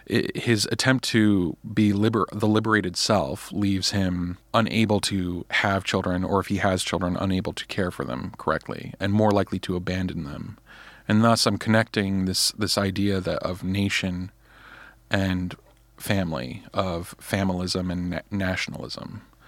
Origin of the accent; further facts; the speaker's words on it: United States; the kind of culture I was raised in America, the education I was given